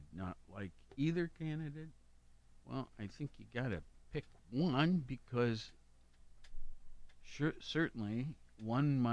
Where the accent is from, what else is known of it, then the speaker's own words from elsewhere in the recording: Worthington, Ohio, United States; now in Athens County, United States; I grew up in Worthington. So, Franklin County.